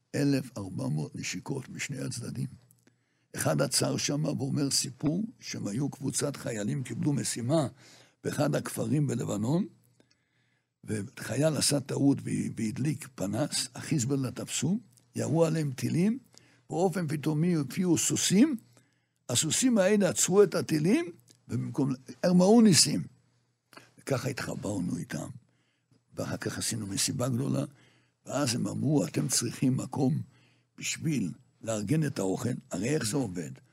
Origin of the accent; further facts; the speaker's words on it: Jerusalem, Jerusalem District, Israel; moved away as an adult; now in Migdal HaEmek, Israel; אנחנו גדלנו מירושלים. דור חמישי ירושלמי